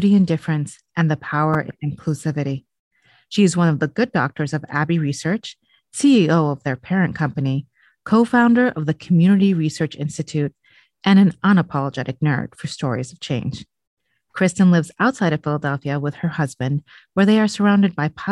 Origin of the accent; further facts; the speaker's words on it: Beirut, Beirut Governorate, Lebanon; I grew up in Beirut